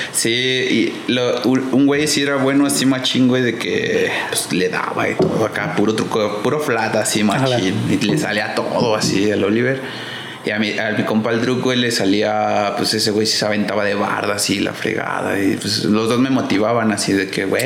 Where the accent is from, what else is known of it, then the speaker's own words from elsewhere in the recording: Mexico City, Mexico; yo soy de Polanco